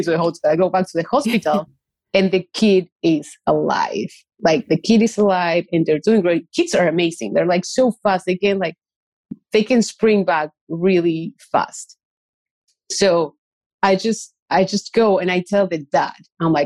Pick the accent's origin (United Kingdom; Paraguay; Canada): Paraguay; moved away; I grew up in a place, like I grew up in Paraguay.